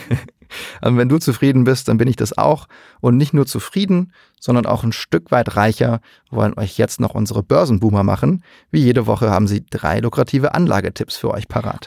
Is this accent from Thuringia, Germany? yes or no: no; Saarland, Germany; moved away as an adult; now in Cologne, Germany; Ich bin im Saarland geboren, zur Schule gegangen, bin fürs Studium nach Köln gezogen und da wohne ich jetzt aber auch seit mehr als 13 Jahren.